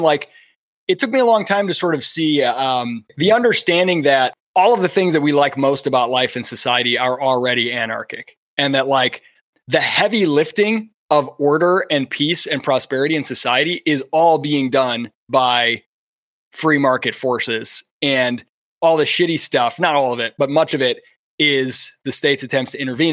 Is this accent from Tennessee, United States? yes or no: no; Michigan, United States; I was born in Michigan and I grew up watching the Lions as a kid